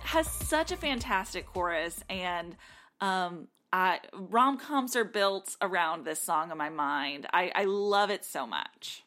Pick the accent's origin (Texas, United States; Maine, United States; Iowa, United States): Texas, United States; South; now in Nashville, United States; growing up in South Texas